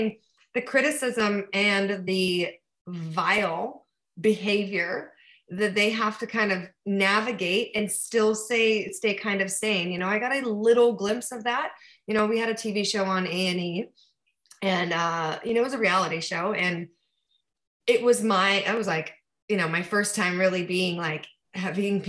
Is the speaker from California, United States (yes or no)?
yes; east of Los Angeles, Southern California, United States; I'm from Southern California, but I was from a, you know, not Los Angeles, like way east of Los Angeles, in a more like, it's not so rural anymore